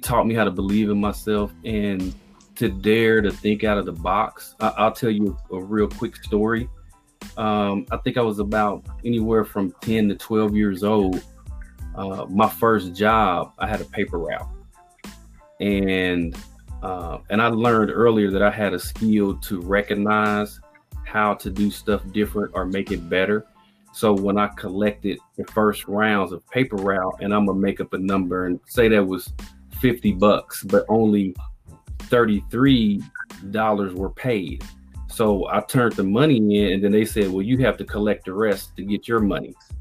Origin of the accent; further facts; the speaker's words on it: Indianapolis, Indiana, United States; I grew up in Indianapolis, Indiana, on the north side